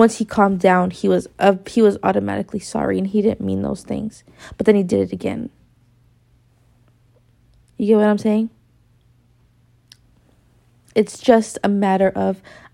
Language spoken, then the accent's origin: English; Victorville, California, United States; I come from Victorville